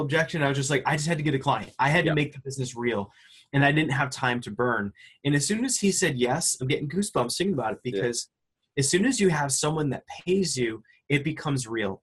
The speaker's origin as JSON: {"language": "English", "region": "Connecticut", "country": "United States", "tie": "born or raised there", "said": "I grew up in, in Connecticut and, you know, just uh, in a blue collar, you know, middle class home."}